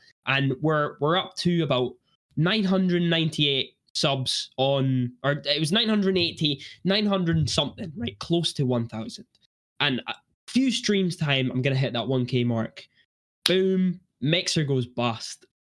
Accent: Edinburgh, Scotland, United Kingdom; I'm actually from Edinburgh

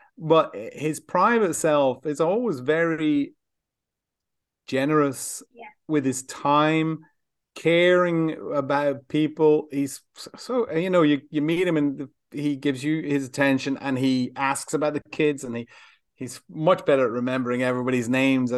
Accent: Ireland; all of us growing up in Ireland

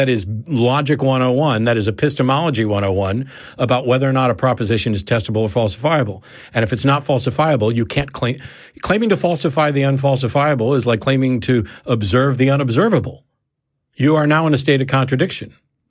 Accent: Kansas City, United States; born there; also born or lived in St. Louis / Norfolk / Virginia Beach; now in Austin, United States; So, like, I was born in Kansas City. I will always refer to Kansas City as home in some sense, but I've also lived in, you know, St. Louis and Norfolk, Virginia Beach area and here in Austin. Austin is home.

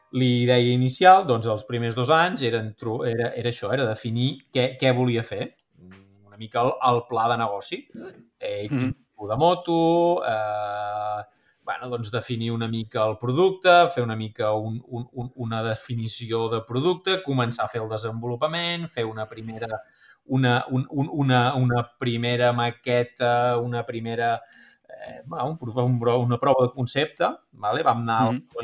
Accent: Figueres, Catalonia, Spain; also born or lived in Girona; Soc de Figueres, vaig estudiar a Girona

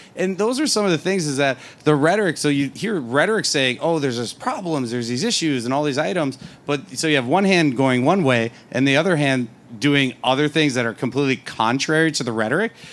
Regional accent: Wisconsin, United States; now in Arizona, United States; I'm from Wisconsin originally.

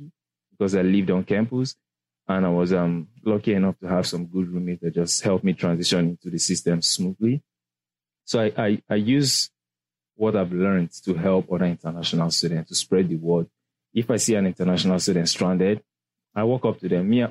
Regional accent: Nigeria; accent: Nigerian; moved away as an adult; also born or lived in England; now in United States; I'm from Nigeria. We speak English. I just have, like, the Nigerian accent

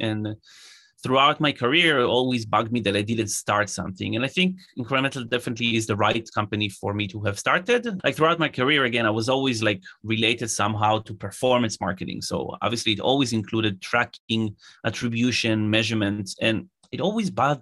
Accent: Israel; I'm originally from Israel

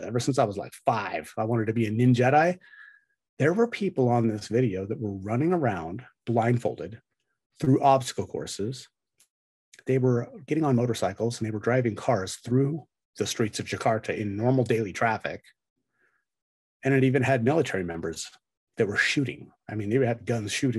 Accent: United States; as an American

